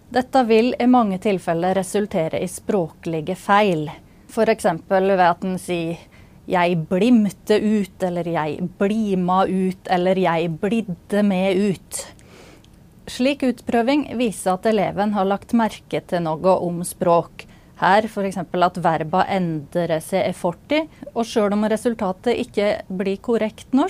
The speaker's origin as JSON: {"language": "Norwegian", "region": "Innlandet", "country": "Norway", "said": "Jeg prater norsk på en måte som gir til kjenne at jeg kommer fra Gudbrandsdalen."}